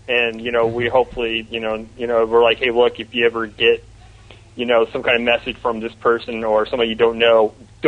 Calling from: Melbourne, Florida, United States; And I'm calling from Melbourne, Florida.

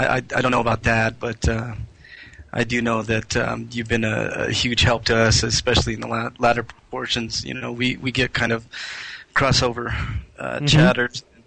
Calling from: Denver, Colorado, United States; Hey, Bobby … from Denver, Colorado.

